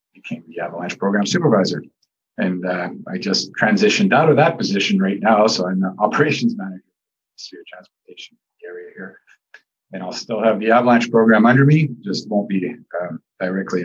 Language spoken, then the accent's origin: English; Montreal, Quebec, Canada; also born or lived in Banff / Stewart / Hope; now in Revelstoke, Canada; I grew up out east in Montreal.